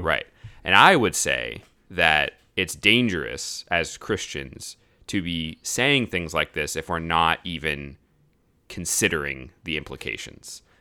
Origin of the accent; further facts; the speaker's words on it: United States; As an American citizen, you know, that, that's, that's where I come from.